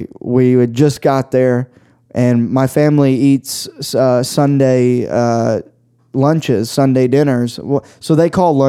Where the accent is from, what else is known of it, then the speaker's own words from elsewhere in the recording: the South, United States; moved away; because we're both from the South. Religion's a huge fucking part of our culture down there.